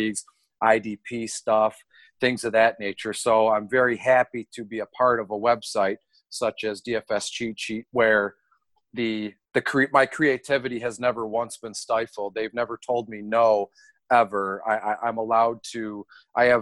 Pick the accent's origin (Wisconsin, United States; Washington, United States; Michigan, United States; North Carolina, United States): Michigan, United States; Detroit; born and raised in Detroit. I don't live there now. I'm like 20 minutes north